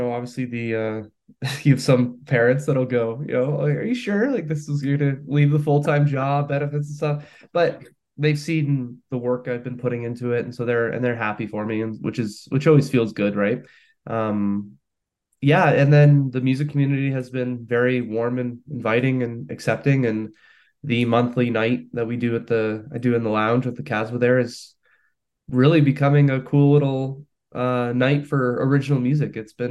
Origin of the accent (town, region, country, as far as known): Hamilton, Ontario, Canada; born or raised there; moved away as an adult; now in St. Catharines, Canada